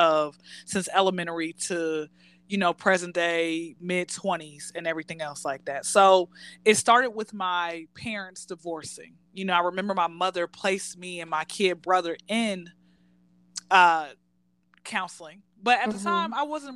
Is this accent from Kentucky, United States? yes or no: no; Atlanta, Georgia, United States; born and raised in Atlanta